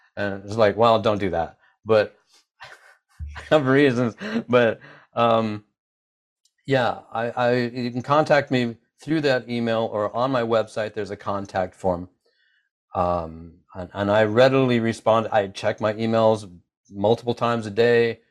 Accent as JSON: {"language": "English", "country": "United States"}